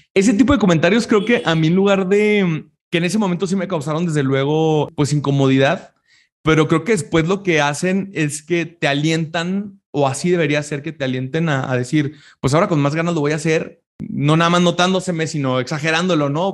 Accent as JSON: {"language": "Spanish", "region": "Chihuahua", "country": "Mexico", "tie": "born or raised there", "said": "En Chihuahua, de donde yo soy originario, en la capital"}